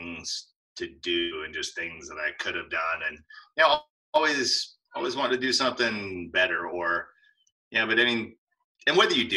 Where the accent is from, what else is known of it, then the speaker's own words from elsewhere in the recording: Alaska, United States; I grew up in Alaska